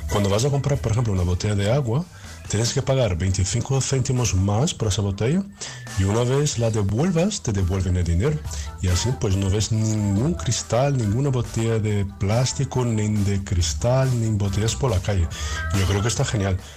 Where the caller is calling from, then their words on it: Berlin, Germany; Soy … de Berlín. Pues mira, una medida que hay aquí en, Alemania